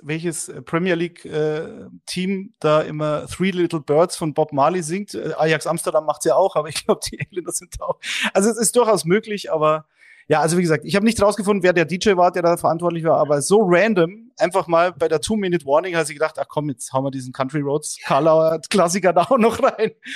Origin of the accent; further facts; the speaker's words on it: Munich, Bavaria, Germany; München, das ist meine Heimatstadt